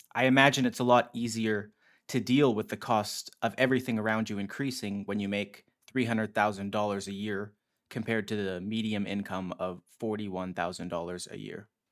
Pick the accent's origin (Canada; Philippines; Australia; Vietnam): Canada; Edmonton, Alberta; my hometown of Edmonton.